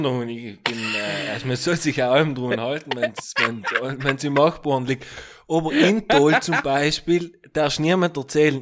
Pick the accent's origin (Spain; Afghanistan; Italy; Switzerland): Italy; bei uns in Italien